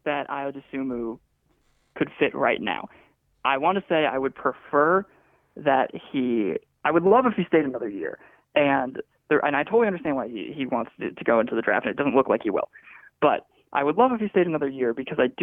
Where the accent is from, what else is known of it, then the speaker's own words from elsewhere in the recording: Chicago, Illinois, United States; Growing up in Chicago